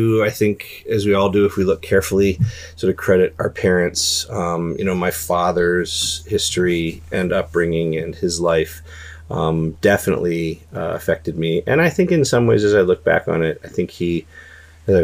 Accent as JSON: {"language": "English", "area": "Prince George's County", "region": "Maryland", "country": "United States", "tie": "born or raised there", "said": "I was raised in Prince George's County, Maryland"}